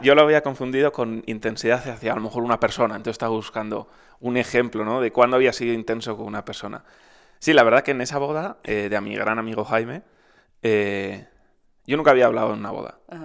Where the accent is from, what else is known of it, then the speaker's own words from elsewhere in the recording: Madrid, Community of Madrid, Spain; Madrid, que es de donde soy